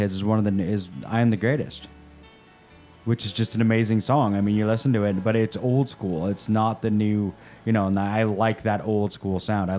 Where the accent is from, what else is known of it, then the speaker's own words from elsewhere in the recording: Maple Valley, Washington, United States; I grew up out in Maple Valley.